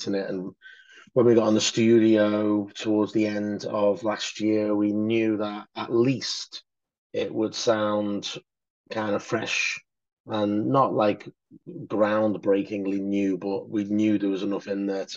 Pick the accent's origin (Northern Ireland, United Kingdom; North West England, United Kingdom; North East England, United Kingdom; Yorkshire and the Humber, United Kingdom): North West England, United Kingdom; Liverpool; I'm from Liverpool